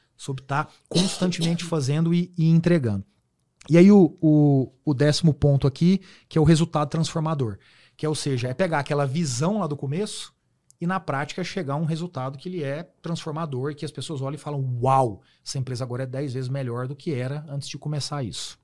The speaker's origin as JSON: {"language": "Portuguese", "town": "Uberaba", "region": "Minas Gerais", "country": "Brazil", "tie": "born or raised there", "moved": "as an adult", "lives_now": "São Paulo, Brazil", "said": "Eu vim de Uberaba, Minas Gerais"}